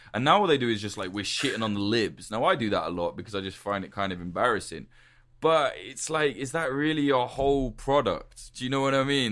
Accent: United Kingdom; I'm British.

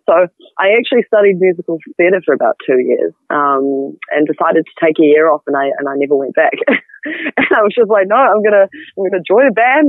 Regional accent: Auckland, New Zealand; moved away as an adult; now in Christchurch, New Zealand; I'm actually from Auckland. Yeah, okay. I moved down to Christchurch when I was 18, so I've been here about 7 years.

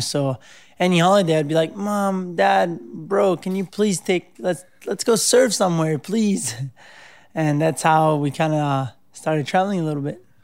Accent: Cerveteri, Lazio, Italy; also born or lived in Rome; I was born in Rome, and I, uh, grew up right outside Rome in a little town called Cerveteri

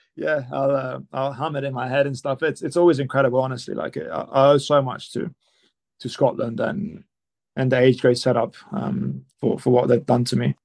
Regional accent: Italy; also born or lived in London; now in Perpignan, France; I was born in Italy. I was raised in Italy. I've always felt more Italian.

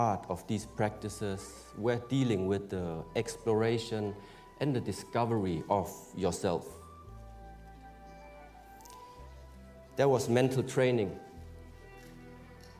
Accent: Germany; I was born in Germany

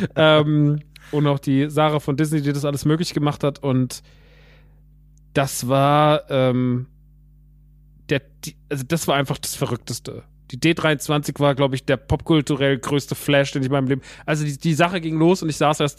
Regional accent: Rodgau, Hesse, Germany; moved away; der im Rottgau ist, in meiner alten Heimat

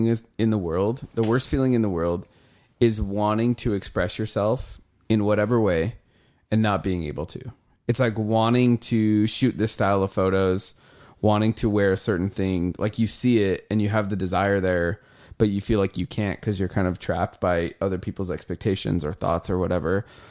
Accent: Nampa, Idaho, United States; I'm from Nampa, by the way.

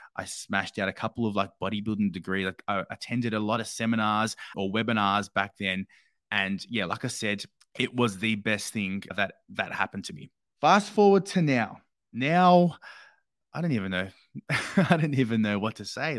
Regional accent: Australia; growing up in Australia

